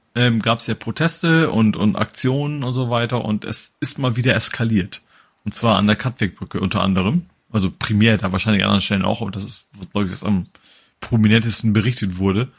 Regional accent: Hamburg, Germany; Als Hamburger

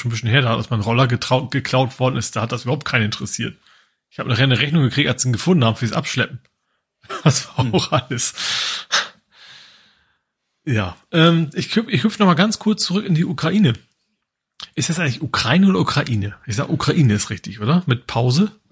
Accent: Lohne, Lower Saxony, Germany; Also, also wo ich herkomme aus Lohne, da hatten wir eine französische

